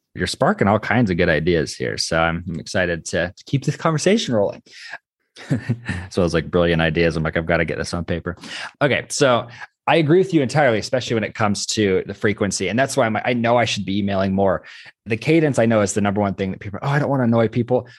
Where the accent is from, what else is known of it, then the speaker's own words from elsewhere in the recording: Idaho, United States; I'm from Idaho